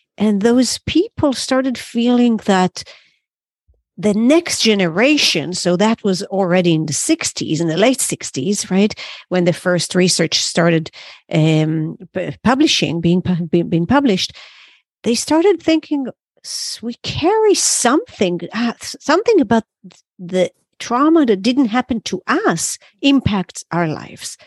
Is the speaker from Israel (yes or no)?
yes; Israel; moved away as an adult; now in New York City, United States; that's where I was born